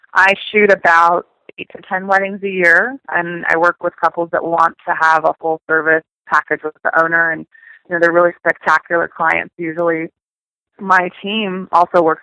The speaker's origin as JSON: {"language": "English", "town": "San Francisco", "region": "California", "country": "United States", "moved": "as an adult", "lives_now": "Los Angeles, United States", "said": "I'm from San Francisco area, so moving to Los Angeles"}